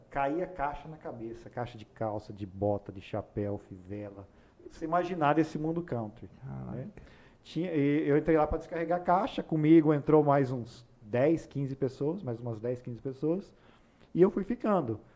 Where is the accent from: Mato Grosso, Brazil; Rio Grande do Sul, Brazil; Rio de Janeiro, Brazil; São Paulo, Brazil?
São Paulo, Brazil; Ourinhos; moved away as an adult; now in Rondonópolis, Brazil; eu nasci em Ourinhos, interior de São Paulo. É uma cidade hoje de pouco mais de 100 mil habitantes. Quando eu morei lá até 2006, quando me mudei para Rondonópolis